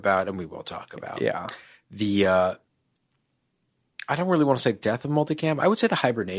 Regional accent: New York, United States; I'm from New York.

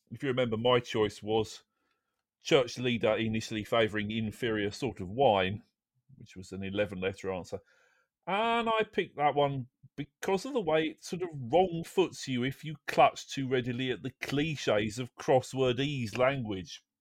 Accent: London, United Kingdom; born there; Well, I'm a Londoner by birth, no. but I didn't live there very long.

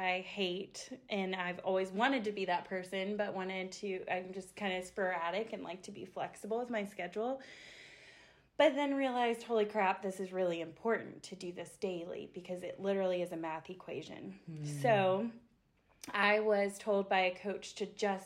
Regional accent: Asheville, North Carolina, United States; I was born and raised here in Asheville, North Carolina

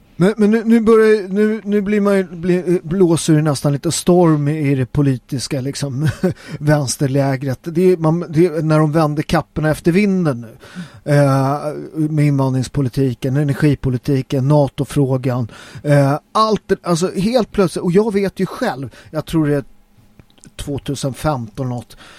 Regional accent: Sweden; Jag är svensk

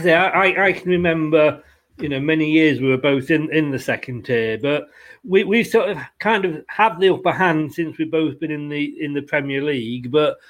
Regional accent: Leicester, East Midlands, United Kingdom; moved away; also born or lived in Burnley; Although I'm from Leicester originally, I ended up in Burnley, say, for 25 years, and my kids were born in Burnley.

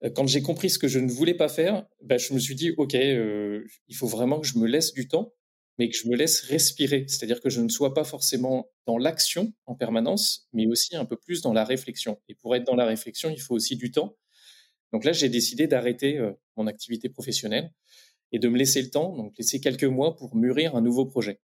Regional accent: Reims, Grand Est, France; je viens de la Champagne-Ardenne, de Reims plus précisément

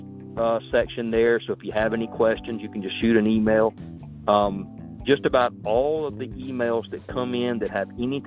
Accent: South Carolina, United States; accent: Southern twang; I'm from South Carolina, and you know, so I got that Southern twang going for me.

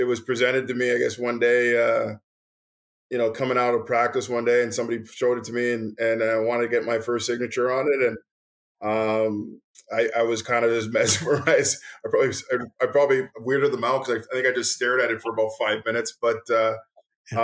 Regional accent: Montreal, Quebec, Canada; I grew up in Montreal

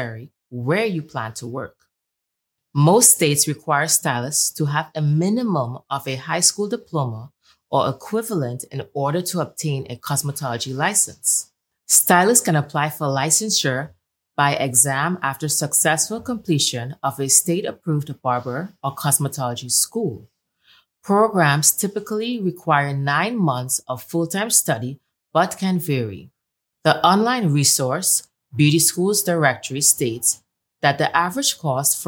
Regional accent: Trinidad & Tobago; she hails all the way from Trinidad and Tobago, just like myself

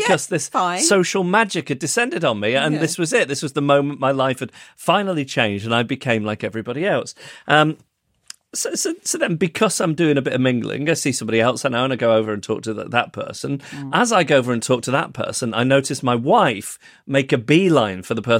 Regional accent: Manchester, North West England, United Kingdom; born there; at Withington Hospital, where incidentally I was born in Manchester

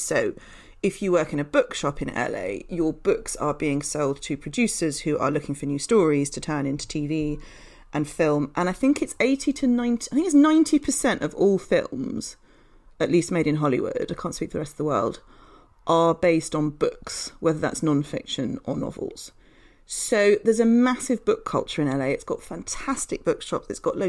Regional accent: Yorkshire and the Humber, United Kingdom; moved away as an adult; now in London, United Kingdom; So I grew up in Yorkshire in a fairly, you know, sort of normal British town, not particularly exciting. And then I moved to London to go to university and stuck around afterwards

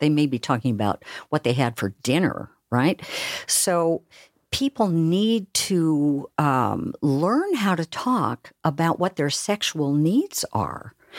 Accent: Oregon, United States; now in Seattle, United States; I'm from Oregon, where we talk really slowly.

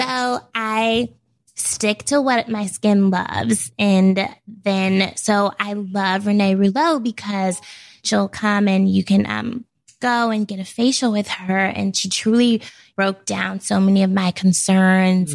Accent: Portland, United States; moved away as an adult; now in New York, United States; growing up in Portland

